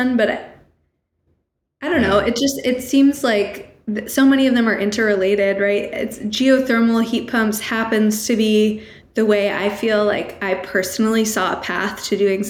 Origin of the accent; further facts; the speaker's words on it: New Hampshire, United States; I grew up in New Hampshire